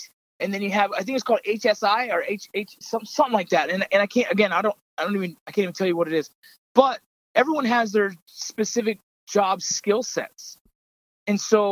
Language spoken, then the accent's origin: English; United States; as Americans